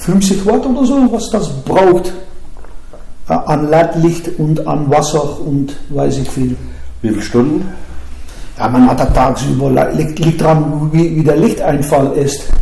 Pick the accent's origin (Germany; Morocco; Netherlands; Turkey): Netherlands; Ja, Volker, da muss ich doch als Holländer ein bisschen vorsichtiger sein